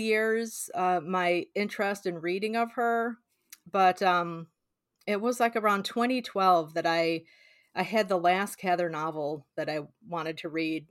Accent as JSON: {"language": "English", "region": "Illinois", "country": "United States", "tie": "born or raised there", "said": "I grew up in Illinois, but spend a lotta time in Nebraska visiting family and friends"}